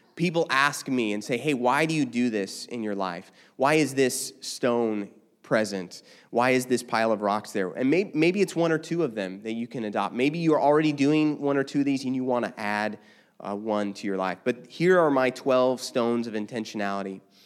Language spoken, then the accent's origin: English; United States; also born or lived in Los Angeles; I'm still an American through and through